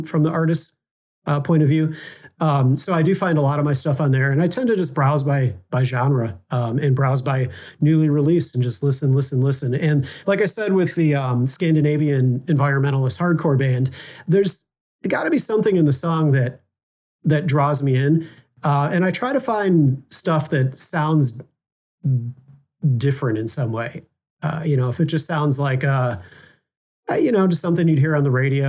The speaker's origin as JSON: {"language": "English", "town": "Chicago", "region": "Illinois", "country": "United States", "tie": "born or raised there", "said": "I'm Chicago-based"}